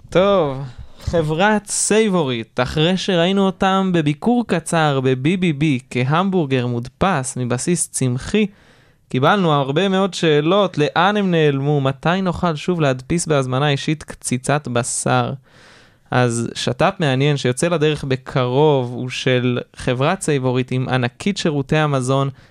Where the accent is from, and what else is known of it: Israel